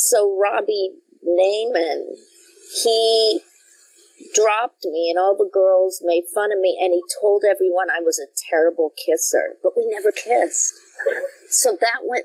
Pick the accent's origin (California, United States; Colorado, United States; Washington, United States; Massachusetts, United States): Colorado, United States; Denver; moved away; also born or lived in Brooklyn, New York; I grew up in Denver, Colorado, which I thought was the biggest metropolis in the whole world